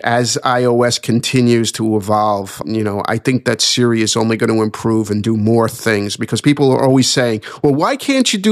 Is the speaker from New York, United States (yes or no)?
yes; New York, United States; accent: New York; my New York accent.